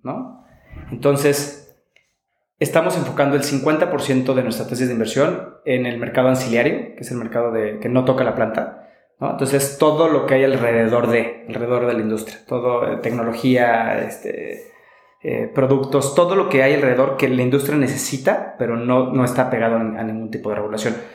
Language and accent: Spanish; Mexico; como mexicano